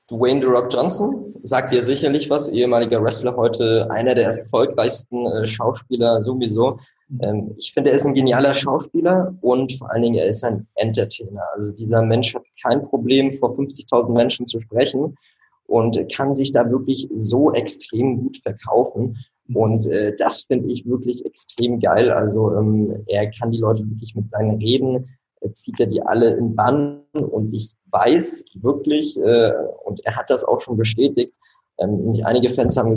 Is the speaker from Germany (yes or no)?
yes; Rostock, Mecklenburg-Vorpommern, Germany; moved away; ich wohne jetzt in Rostock, meiner Heimatstadt, äh, wollte auch immer wieder hierher zurück. Aber wenn du über zehn Jahre äh, im Ausland gelebt hast